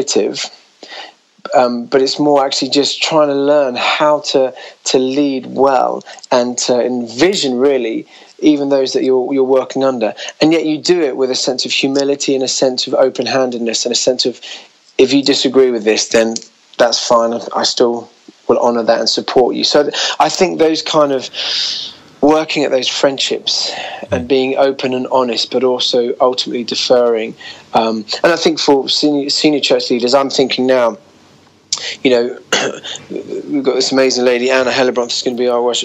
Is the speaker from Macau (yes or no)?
no; United Kingdom; being a Brit